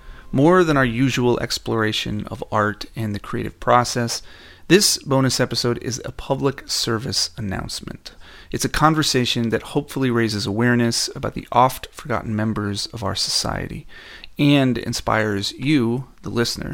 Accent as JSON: {"language": "English", "town": "Dayton", "region": "Ohio", "country": "United States", "tie": "born or raised there", "said": "here in my hometown of Dayton, Ohio."}